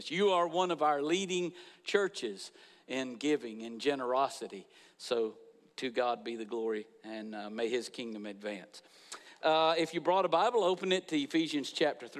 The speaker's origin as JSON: {"language": "English", "town": "Niceville", "region": "Florida", "country": "United States", "tie": "born or raised there", "also_born_or_lived": "Valparaiso, Florida", "moved": "as an adult", "said": "this is where Becky and I grew up"}